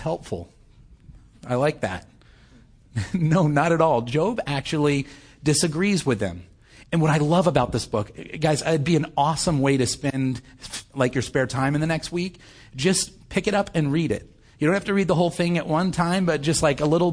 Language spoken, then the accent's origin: English; United States; I'm an American. I know maybe not everybody here was born, but having been raised for most of my life in this world